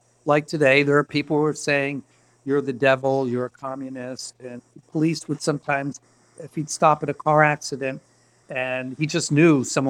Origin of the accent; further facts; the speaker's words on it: Miami, Florida, United States; I grew up in Miami